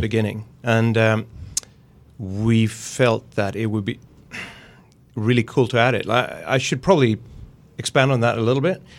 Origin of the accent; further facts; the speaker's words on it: Gothenburg, Västra Götaland, Sweden; I'm from Gothenburg in Sweden, and that's the pun capital of the world